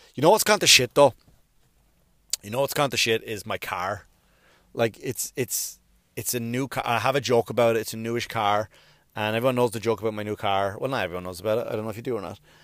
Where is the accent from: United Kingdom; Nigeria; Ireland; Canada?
Ireland; now in United States; I'm an Irish, I'm, I'm an Irish citizen and I'm a U S citizen